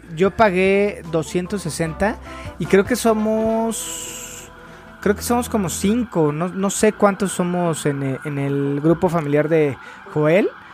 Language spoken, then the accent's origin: Spanish; Mexico; nosotros como mexicanos